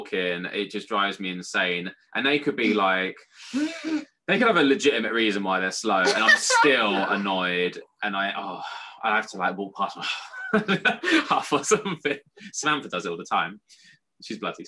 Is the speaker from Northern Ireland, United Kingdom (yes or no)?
no; London, United Kingdom; I grew up in Bermondsey in Southeast London